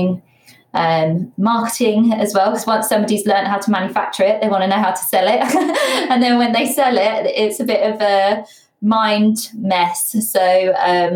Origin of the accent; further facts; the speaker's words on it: Bedfordshire, East of England, United Kingdom; also born or lived in Leicester; I'm from Bedfordshire.